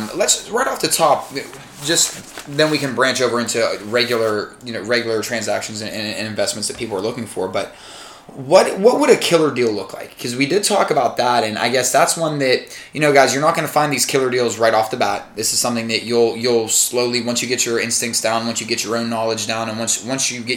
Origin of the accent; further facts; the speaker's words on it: Hopewell, Pennsylvania, United States; I grew up in Hopewell. It's Aliquippa, Hopewell